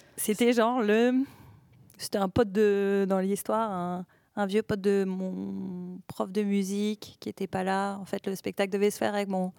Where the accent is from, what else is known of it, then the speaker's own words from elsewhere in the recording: Villeneuve-d'Ascq, Hauts-de-France, France; il y avait une grande communauté de ciganes à Villeneuve d'Ascq, là où j'ai grandi